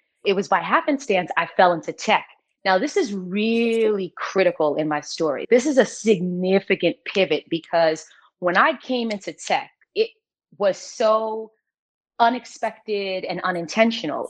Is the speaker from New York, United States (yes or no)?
yes; New York City, New York, United States; moved away as an adult; also born or lived in Greensboro, North Carolina; I'm from New York, hard-body New York